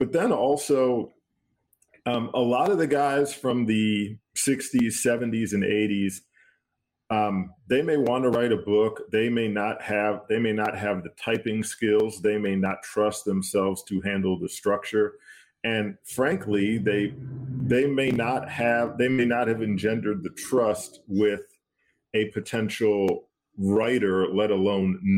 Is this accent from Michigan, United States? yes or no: yes; Detroit, Michigan, United States; I'm from Detroit